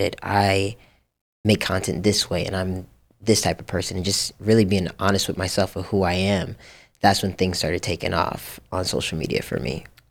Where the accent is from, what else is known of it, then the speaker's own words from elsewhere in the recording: Japan; now in Los Angeles, United States; I grew up in Japan